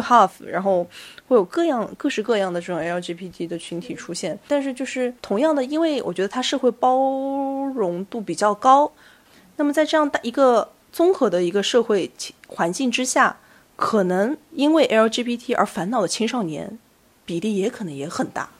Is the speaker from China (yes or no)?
yes; China; 我是一个中国人